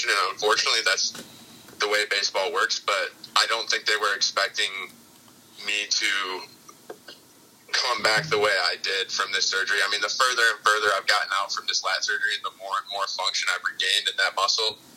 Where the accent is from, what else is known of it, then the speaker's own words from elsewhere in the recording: Michigan, United States; I was living in Michigan at the time, which is like my home state, hometown.